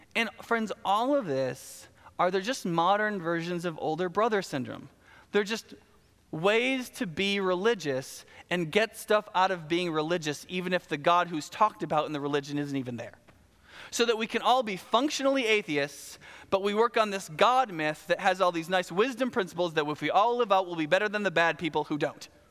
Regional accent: the South, United States; I'm from the South, we talk fast

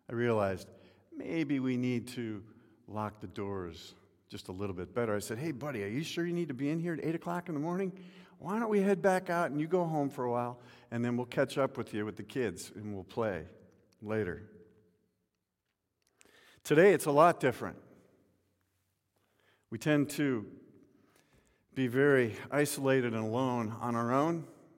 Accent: Midwest, United States; I can remember as a young boy growing up in the Midwest, home life at that point was different

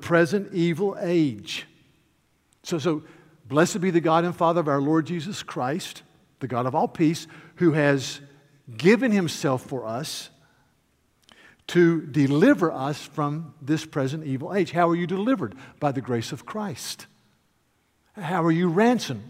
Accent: North Carolina, United States; I am from North Carolina

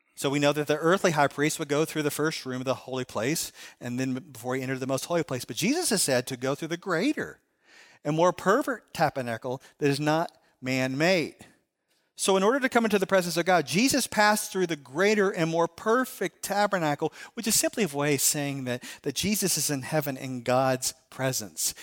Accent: Chicago, Illinois, United States; I'm from Chicago.

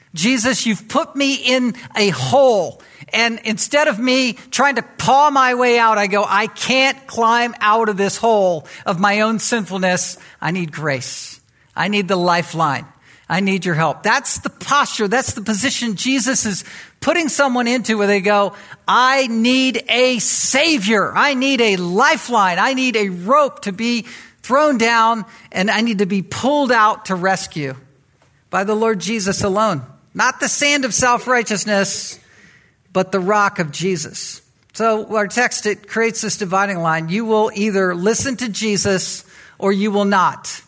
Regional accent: Virginia Beach, Virginia, United States; I was raised in Virginia Beach in that environment.

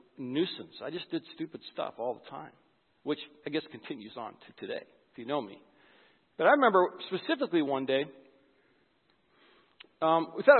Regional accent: White Bear Lake, Minnesota, United States; I'm from White Bear Lake

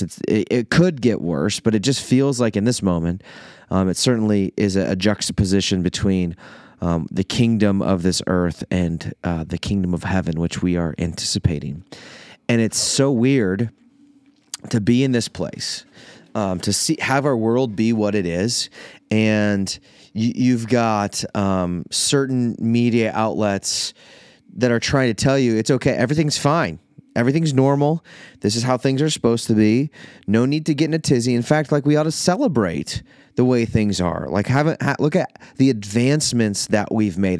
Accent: Iowa, United States; moved away as an adult; also born or lived in Minnesota; now in Illinois, United States; I am an Iowa boy. I, I, technically I was born in Minnesota, and so I feel like I've never totally been able to claim that I'm an Iowa native, but I've been there for basically my entire life

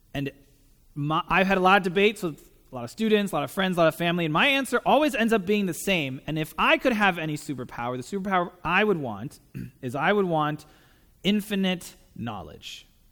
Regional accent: Taiwan; moved away as an adult; also born or lived in San Diego; I'm from Taiwan, so I grew up there

